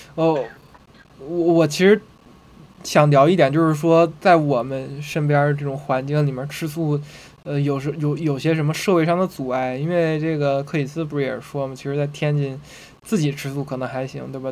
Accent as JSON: {"language": "Chinese", "region": "Alabama", "country": "United States", "said": "我家是来自阿拉巴马的，然后我那儿全都是臭老头儿"}